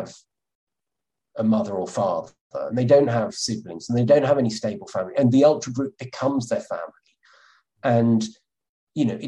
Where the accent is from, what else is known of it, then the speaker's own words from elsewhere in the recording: Somerset, South West England, United Kingdom; I'm from Somerset